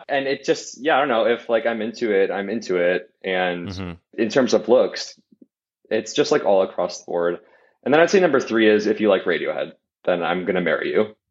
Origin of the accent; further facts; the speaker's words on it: Wisconsin, United States; growing up in Wisconsin